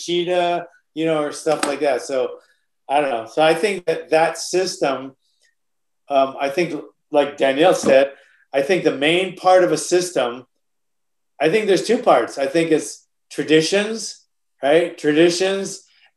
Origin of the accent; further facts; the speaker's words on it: Oahu, Hawaii, United States; moved away; Hawaii is a rough state, especially, you know, where I grew up on Oahu.